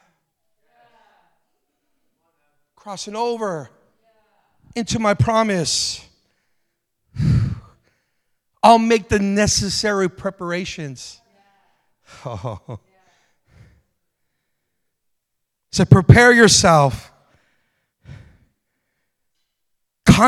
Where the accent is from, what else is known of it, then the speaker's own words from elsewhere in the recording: United States; also born or lived in Las Vegas; I'm American